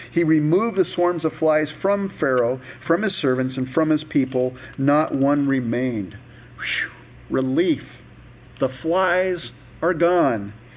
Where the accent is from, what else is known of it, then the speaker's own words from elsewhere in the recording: United States; we're American Christians.